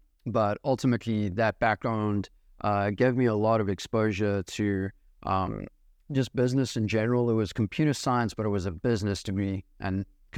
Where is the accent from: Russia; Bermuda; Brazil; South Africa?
South Africa; also born or lived in New York City, United States; now in United States; So I was born actually in New York City before they ended up moving back to South Africa, which is where I'm from, where I'm raised. And yeah, have been living here in the States.